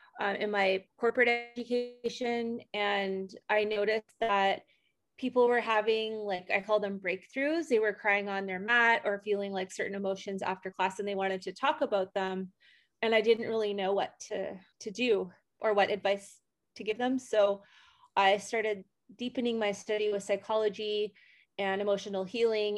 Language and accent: English; Canada; moved away as an adult; now in Costa Rica; I was born in Canada. I moved to Costa Rica 11 years ago.